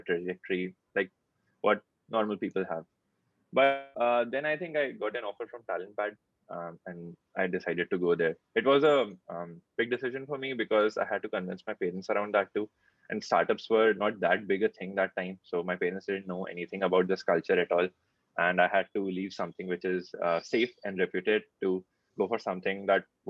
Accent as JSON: {"language": "English", "town": "Kanpur", "region": "Uttar Pradesh", "country": "India", "also_born_or_lived": "Bangalore", "moved": "yes", "said": "I'm from Kanpur"}